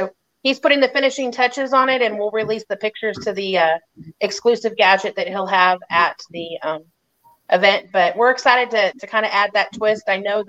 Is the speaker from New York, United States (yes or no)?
no; Texas, United States; I'm from Texas.